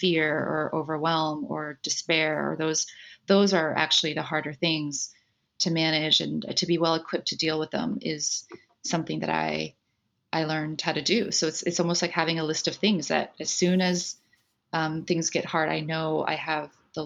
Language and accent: English; New Jersey, United States; also born or lived in Taipei, Taiwan; I was born in Taipei in Taiwan in the 70s, and my family immigrated to the United States when I was five, and we settled in New Jersey right outside of New York. And so I grew up on the East Coast